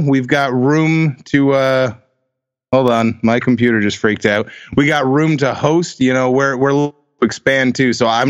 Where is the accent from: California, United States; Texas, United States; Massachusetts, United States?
Massachusetts, United States; Central; I'm from Massachusetts. I'm Central Mass.